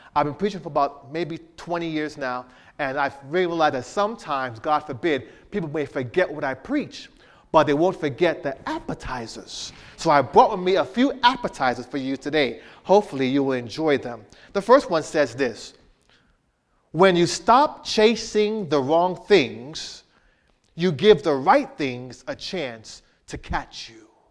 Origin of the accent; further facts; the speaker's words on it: Miramar, Florida, United States; moved away; I'm from Miami area, Miramar area.